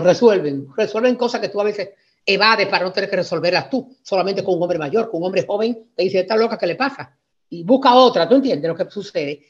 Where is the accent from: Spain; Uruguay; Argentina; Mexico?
Spain; moved away; also born or lived in Santo Domingo, Dominican Republic; me llevó para España a vivir y crecí en España eh, con una vida tranquila